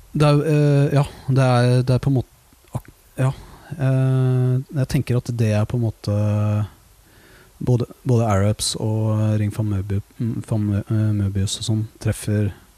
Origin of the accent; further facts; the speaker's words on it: Våler, Østfold, Norway; now in Oslo, Norway; jeg kommer fra Våler i Østfold